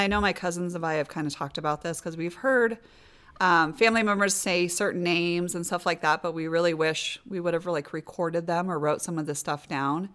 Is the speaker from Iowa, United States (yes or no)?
yes; Des Moines, Iowa, United States; born and raised in Des Moines.